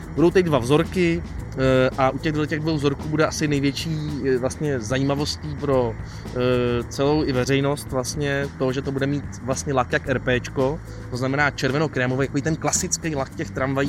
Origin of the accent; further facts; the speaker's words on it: Prague, Czechia; u nás v Praze